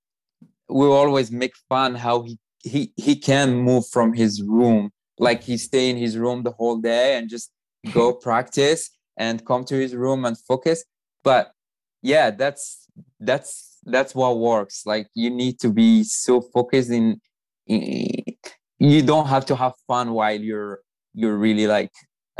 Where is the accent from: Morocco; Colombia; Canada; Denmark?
Morocco; English is a second language; now in United States; I'm from Morocco.